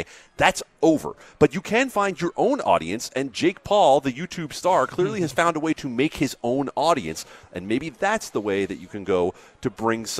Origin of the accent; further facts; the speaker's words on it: Las Vegas, Nevada, United States; I moved to Vegas in 1989